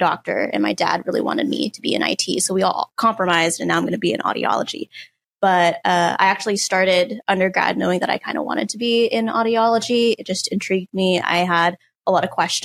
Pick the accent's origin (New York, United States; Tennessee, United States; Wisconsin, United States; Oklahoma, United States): Oklahoma, United States; Tulsa; I am originally from Tulsa, Oklahoma